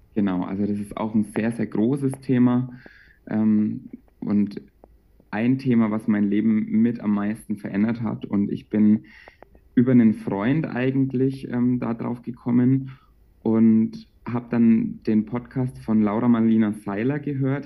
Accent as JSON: {"language": "German", "town": "Bamberg", "region": "Bavaria", "country": "Germany", "said": "ich komme aus Bamberg und dort arbeite ich aktuell als Erzieher"}